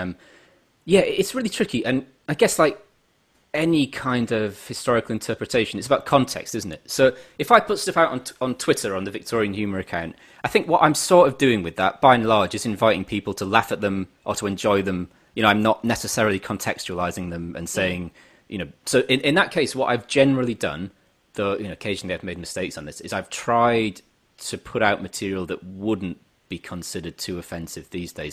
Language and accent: English; England, United Kingdom; as an Englishman